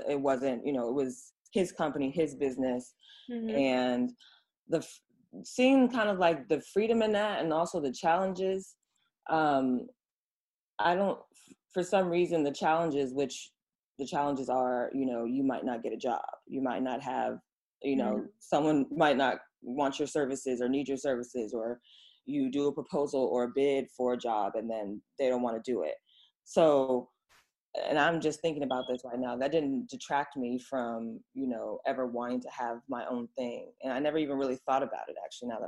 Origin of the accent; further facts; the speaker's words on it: Oakland, California, United States; now in Los Angeles, United States; I'm from Oakland. That's the city of the Panthers. The spirit is in me.